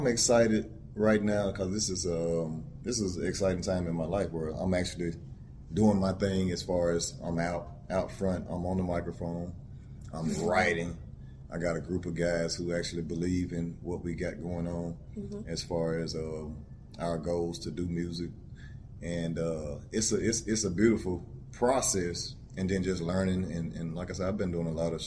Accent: the South, United States; I'm from the South

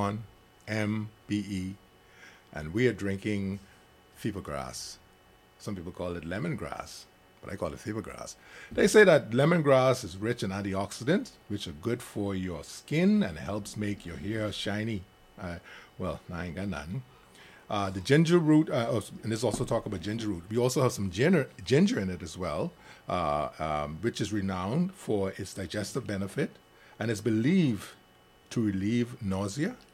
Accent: Grand Bahama, Bahamas; That's my hometown. I'm from Grand Bahama

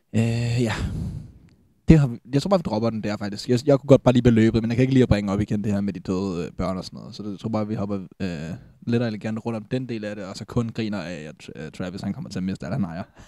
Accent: Falster, Zealand, Denmark; vi er fra Falster

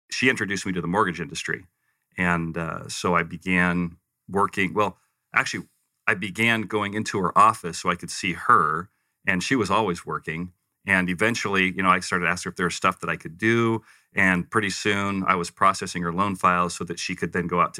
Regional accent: Western US, United States; also born or lived in Provo; I, I, refer to myself as a Western mutt because I kind of grew up all over the West. I was born uh, Provo

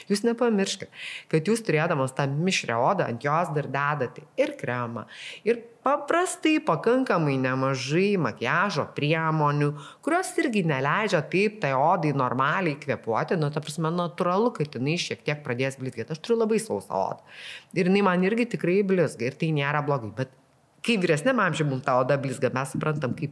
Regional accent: Lithuania; Nes realiai paėmus mes lietuviai esam to šiūrė, nu, ne, ne visai šiūrėtiško, kiltiško skaitosi skandinaviško

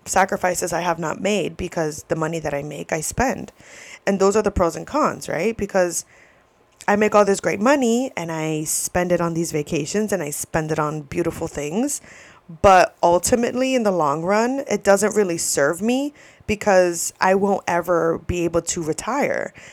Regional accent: New York, United States; moved away; also born or lived in Florida; I'm from New York, and my parents met in New York

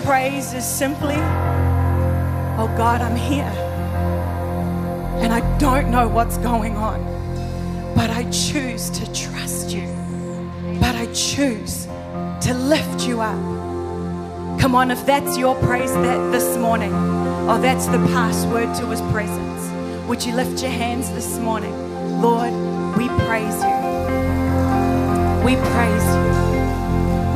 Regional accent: New Zealand; moved away; also born or lived in United States; I'm from New Zealand

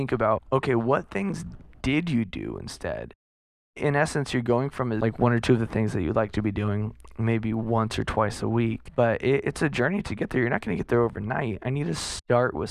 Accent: Southern California, United States; I'm from SoCal

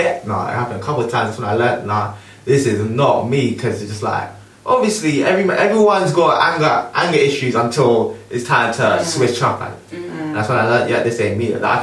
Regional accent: London, United Kingdom; Obviously, I grew up local to you, so I grew up in Tooting.

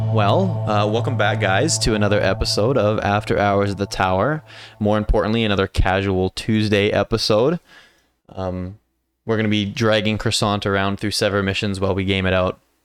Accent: Canada; I'm very Canadian.

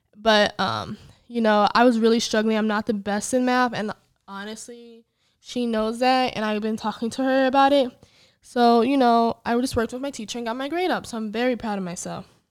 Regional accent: Illinois, United States; I'm originally from Illinois, although I hate it

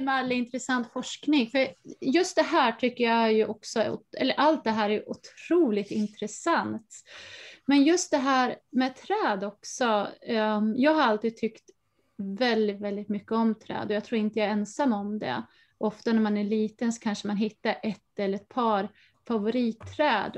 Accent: Falun, Dalarna County, Sweden; Jag är uppvuxen i Dalarna i Falun visserligen, som är ju en stad

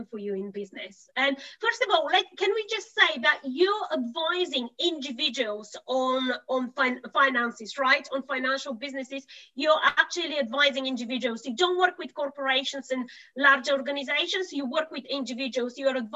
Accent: Bulgaria; moved away; I'm originally from Bulgaria

